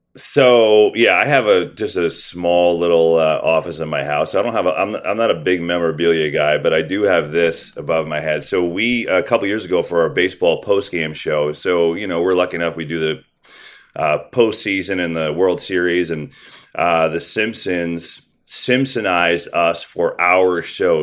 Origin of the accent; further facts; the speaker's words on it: New Jersey, United States; I grew up in New Jersey